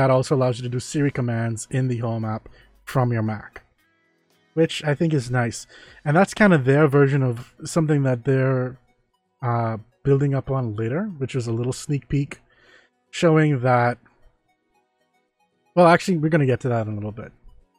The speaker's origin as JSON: {"language": "English", "country": "Germany", "said": "I'm from Germany. Welcome. We're currently in the Bahamas"}